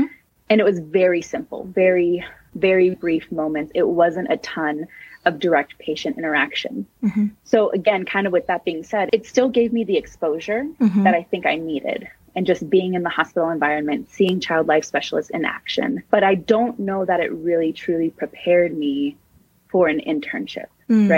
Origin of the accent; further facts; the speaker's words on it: San Francisco, California, United States; I am born and raised in San Francisco, California, and I absolutely love living here